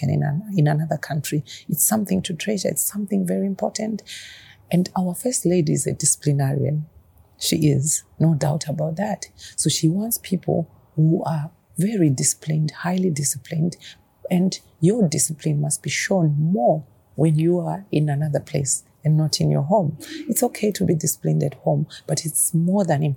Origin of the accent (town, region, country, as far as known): Zimbabwe